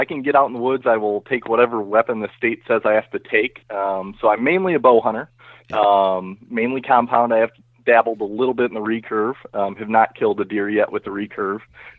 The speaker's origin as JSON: {"language": "English", "region": "Northern Illinois", "country": "United States", "said": "I am from Northern Illinois, and I work for a company called Abbott Labs. I'm in corporate HR there."}